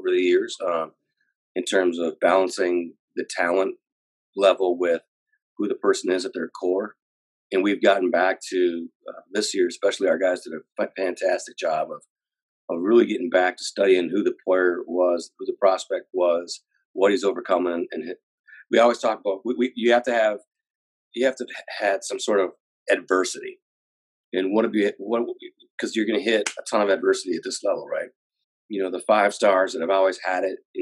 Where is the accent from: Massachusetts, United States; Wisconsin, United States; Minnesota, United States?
Wisconsin, United States; Green Bay; moved away; I grew up in Green Bay, Wisconsin